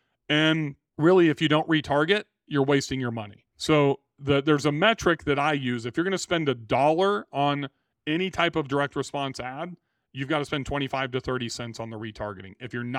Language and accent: English; Bakersfield, California, United States; now in Nashville, United States; I have been to Bass Lake a few times when I grew up in Bakersfield.